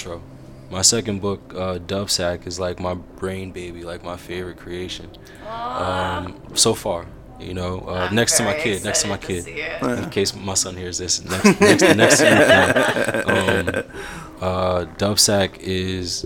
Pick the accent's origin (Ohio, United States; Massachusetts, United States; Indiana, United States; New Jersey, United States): New Jersey, United States; Paterson; I'm from Paterson. You know, like this is my environment.